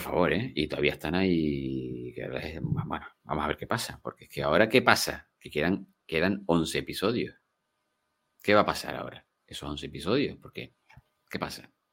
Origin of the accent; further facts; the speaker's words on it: Gran Canaria, Canary Islands, Spain; Gran Canarios y gente de mi tierra